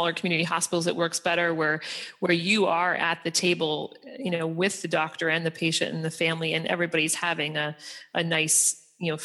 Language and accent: English; Philadelphia, Pennsylvania, United States; now in Boston, United States; I'm from Philadelphia and I live in Boston